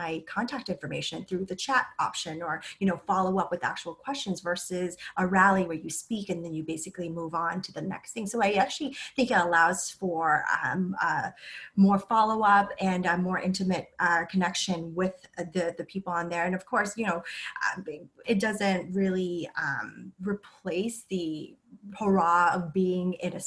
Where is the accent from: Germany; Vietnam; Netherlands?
Vietnam; now in United States; I'm a refugee from Vietnam